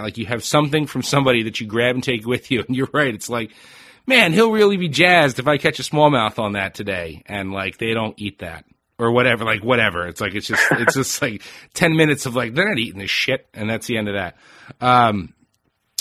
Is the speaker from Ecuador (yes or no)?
no; Northeast, United States; I'm born and raised in the Northeast too